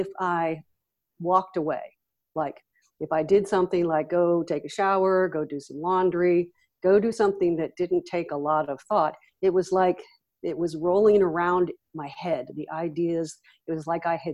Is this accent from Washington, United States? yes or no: no; Los Angeles, California, United States; I grew up in Los Angeles and then moved to Northern California at 16.